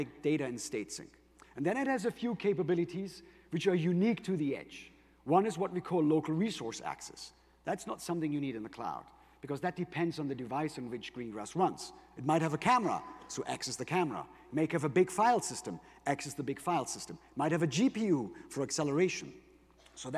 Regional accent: Germany; accent: German; English is a second language; my German accent, but I'm actually half Greek

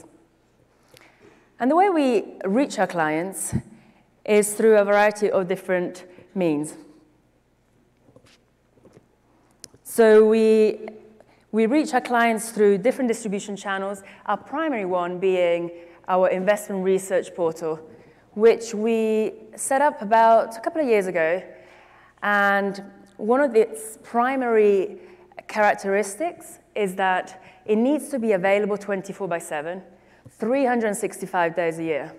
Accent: Milan, Lombardy, Italy; moved away as an adult; also born or lived in United Kingdom; now in New York, United States; I grew up in Italy, in Milan specifically, and then I went to college in the UK, and I lived in the UK for a few years

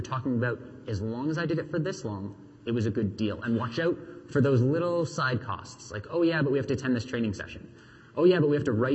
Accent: Canada; We're Canadian.

